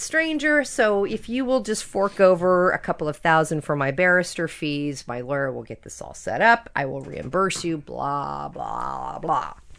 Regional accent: Napa Valley, California, United States; I grew up in the Napa Valley when I was a little

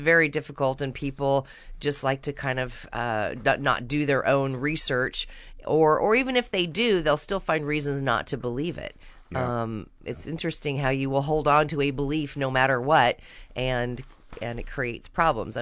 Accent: Napa, California, United States; I grew up in the country. I grew up in Napa, California, wine country

